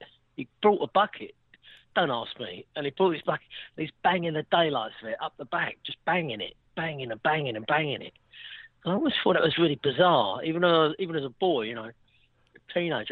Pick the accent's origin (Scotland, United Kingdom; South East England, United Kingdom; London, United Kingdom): London, United Kingdom; I'm from Westminster. We're an old Westminster family and been there for about, I don't know, 140 years